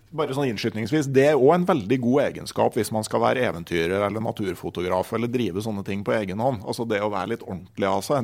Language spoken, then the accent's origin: Norwegian; Gausdal, Innlandet, Norway; moved away; also born or lived in Finnmark; der jeg vokste opp i Gausdal